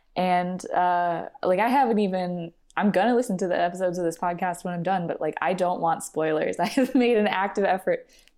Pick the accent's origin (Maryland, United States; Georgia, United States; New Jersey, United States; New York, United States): Maryland, United States; I think I grew up in the best possible zoo zone, or like zoo aquarium zone, because I grew up in Maryland, and so I was like right outside DC